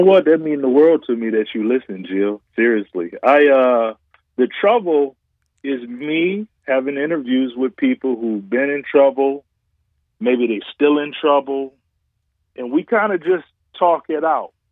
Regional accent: Detroit, Michigan, United States; also born or lived in Chicago; Detroit is my hometown

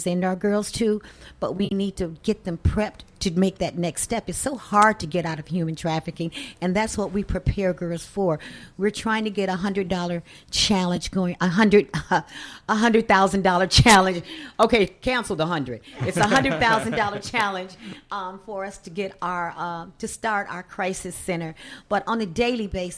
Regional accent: Chicago, Illinois, United States; My experience was growing up in Chicago

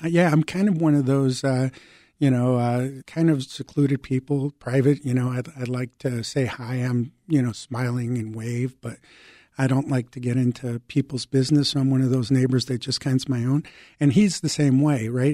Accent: Chicago, Illinois, United States; English is a second language; also born or lived in Mexico; I was also an immigrant, so I came from Mexico. I was six years old, living in the um, Lakeview and Ravenswood Manor uh, neighborhoods here in Chicago. I didn't speak English

